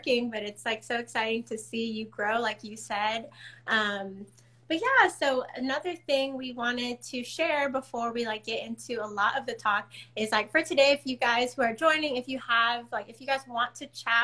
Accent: San Diego, California, United States; moved away as an adult; also born or lived in Washington, District of Columbia, United States; I'm from San Diego, so that's where Soul Tree Sisters is mainly based. But I'm here in DC.

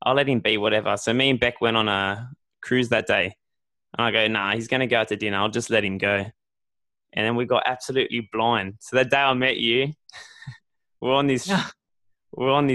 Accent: Australia; we're Australian

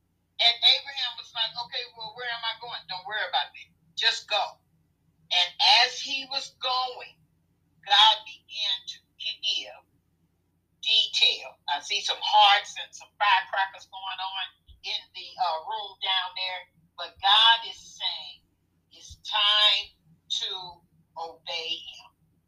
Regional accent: Midwest, United States; When I moved to Florida a few years ago, with Florida being much different from where I was raised in the Midwest

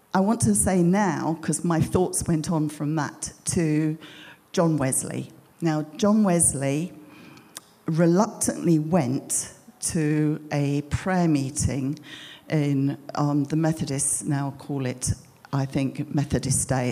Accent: United Kingdom; moved away as an adult; we're British, but we hadn't lived here for 22 years.

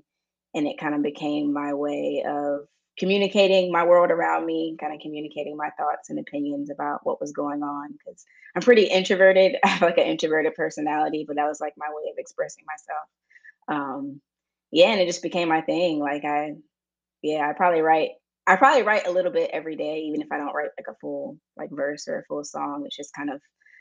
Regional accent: Florida, United States; now in Texas, United States; I'm from Florida originally, even though I'm out in Texas right now

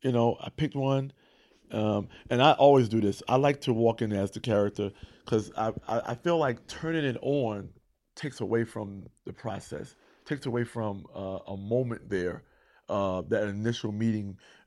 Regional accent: East Coast, United States; I'm from East Coast. I know how this story goes.

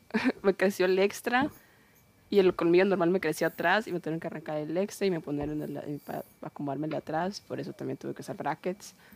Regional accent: Guaymas, Sonora, Mexico; de Guaymas de mi pueblito

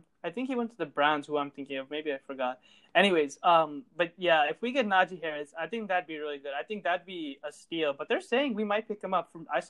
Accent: Canada; I was born in Canada

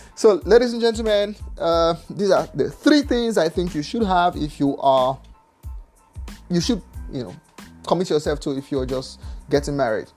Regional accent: Nigeria; I'm from Nigeria

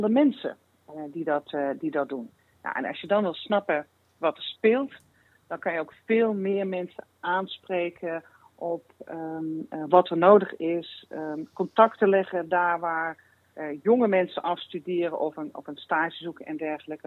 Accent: Limburg, Netherlands; En ik kom uit Limburg

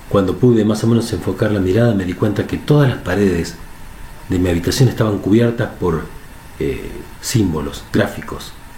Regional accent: Argentina; aquí en mi país, en Argentina

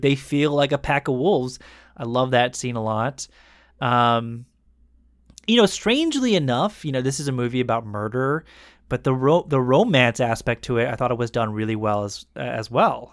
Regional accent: United States; an American who is now, you know, a little bit older and educated

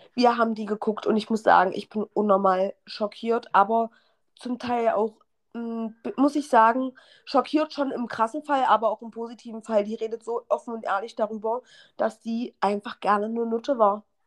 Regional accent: Halle, Saxony-Anhalt, Germany; meine Freundin und ich, die, wir, wir kommen ja beide aus Halle

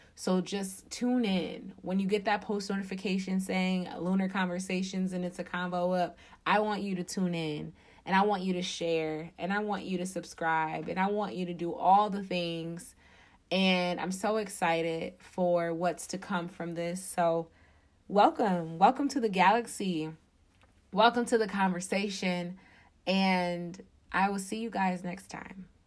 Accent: Detroit, Michigan, United States; I am from Detroit, Michigan. I actually live outside of the city.

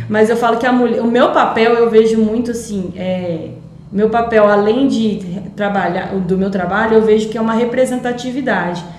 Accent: Minas Gerais, Brazil; moved away as an adult; also born or lived in São Paulo / Limeira / Campo Verde / Viçosa; Eu sou de Minas

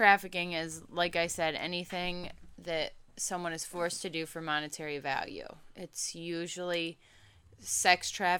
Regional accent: Cincinnati, Ohio, United States; born or raised there

